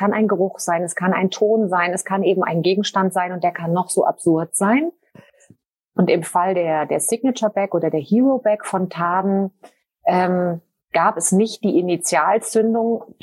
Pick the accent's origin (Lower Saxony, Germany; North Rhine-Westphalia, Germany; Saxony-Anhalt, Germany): North Rhine-Westphalia, Germany; Cologne; now in Switzerland; Ich bin ursprünglich Deutsche, Kölnerin und lebe aber seit einigen Jahren in der Schweiz.